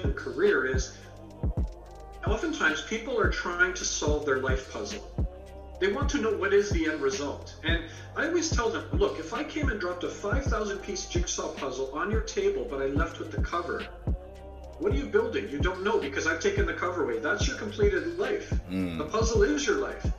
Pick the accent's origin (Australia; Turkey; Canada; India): Canada; also born or lived in England; I was born in England, raised in Canada